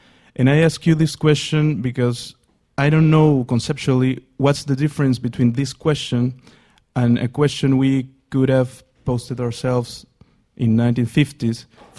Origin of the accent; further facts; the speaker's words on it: Peru; moved away as an adult; now in London, United Kingdom; I'm from Peru, and I'm studying here at LSE, so I'm kind of a migrant myself.